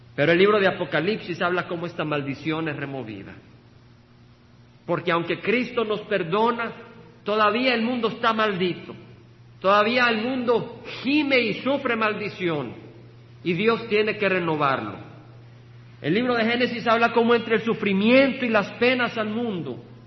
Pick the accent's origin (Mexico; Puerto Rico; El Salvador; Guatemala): El Salvador; moved away as an adult; Recuerdo dejar el país que amo, El Salvador. Estudié ingeniería con el deseo de ministrar y servir en la tecnología de mi país